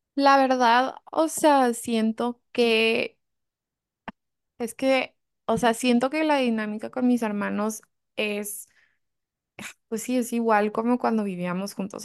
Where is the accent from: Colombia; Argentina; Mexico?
Mexico; born or raised there